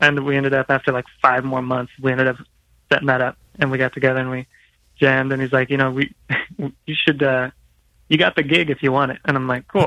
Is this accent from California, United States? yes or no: yes; San Diego, California, United States; moved away as an adult; now in Mission Viejo, United States; I grew up in San Diego for like 11 years or so